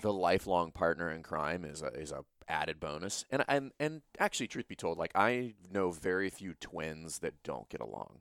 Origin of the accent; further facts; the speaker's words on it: Louisiana, United States; I'm from Louisiana